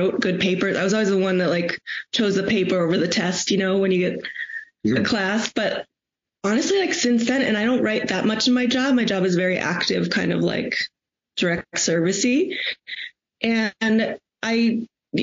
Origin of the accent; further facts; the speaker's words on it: Chicago, Illinois, United States; I'm from Chicago